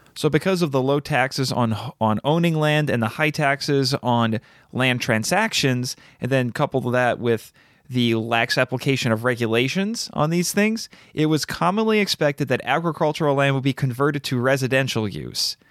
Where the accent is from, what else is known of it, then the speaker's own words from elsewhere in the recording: United States; As an American